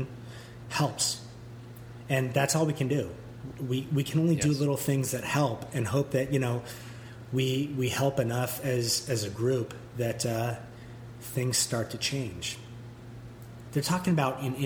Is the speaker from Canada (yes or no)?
yes; Canada; I'm Canadian, which I am